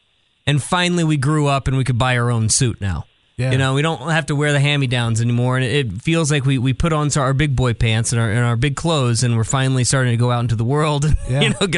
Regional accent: Richmond, Virginia, United States; now in Chattanooga, United States; I'm from Richmond

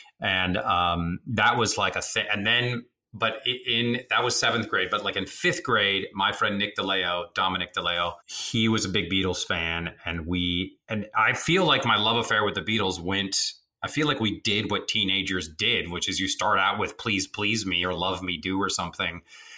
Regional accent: Rome, Lazio, Italy; born there; And so I was born in Rome.

